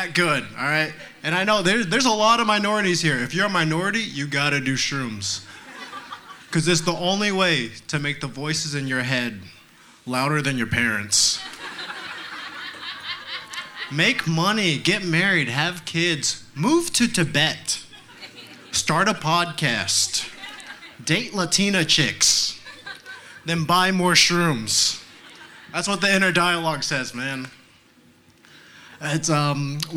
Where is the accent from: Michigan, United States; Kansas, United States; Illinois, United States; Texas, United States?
Texas, United States; I grew up here in Texas